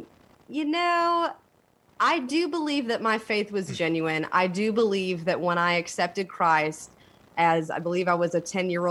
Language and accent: English; Elkhart, Indiana, United States; now in Raleigh, United States; I come from a little town in Indiana called Elkhart